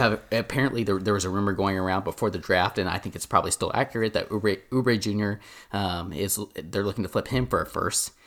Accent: Owasso, Oklahoma, United States; we grew up with back, uh, growing up in Owasso

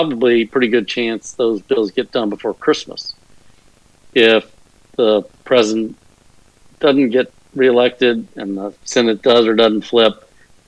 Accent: Texas, United States; I'm an Irish Texan.

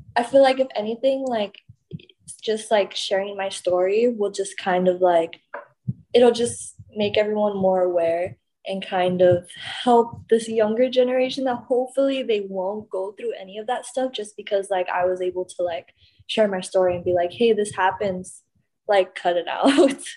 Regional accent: Laredo, Texas, United States; born or raised there; now in Houston, United States

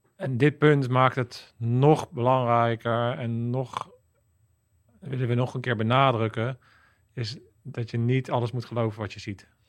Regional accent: Netherlands; je als Nederlander

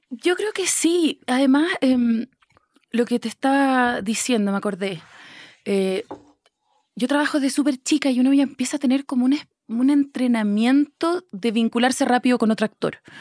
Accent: Chile; moved away as an adult; now in Mexico City, Mexico; yo soy chilena, estoy radicada en México hace cuatro años, pero soy chilena

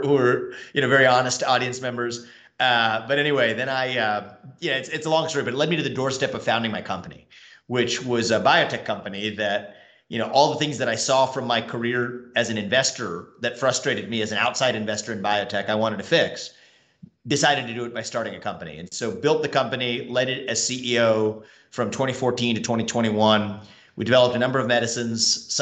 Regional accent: Cincinnati, Ohio, United States; I grew up in Cincinnati, Ohio

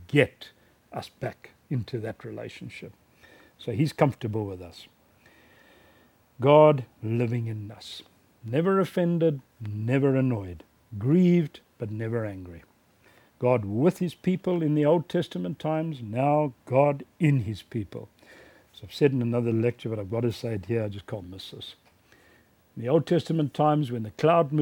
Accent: South Africa; my hometown in South Africa

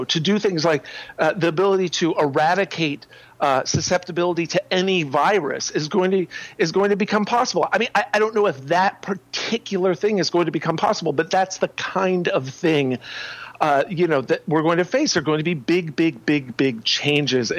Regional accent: Ohio, United States; moved away; also born or lived in Paris / Cambridge / New York / San Francisco; I grew up in Ohio

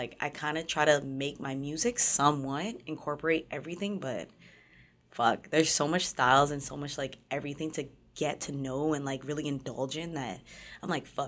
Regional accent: Innisfil, Ontario, Canada; also born or lived in Toronto; I grew up, like, everywhere, technically. When I was younger, I was born in, like, Jane and Finch. Mm-hmm. And then we moved from, like, 10 Humberline, like, the buildings, to all the way up into, like, Innisfil.

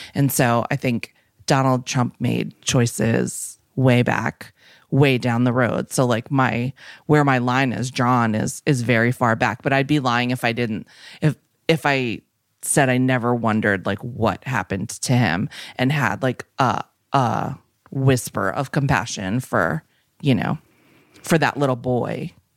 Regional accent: Minnesota, United States; also born or lived in Westport, Connecticut; now in Los Angeles, United States; I'm from Minnesota

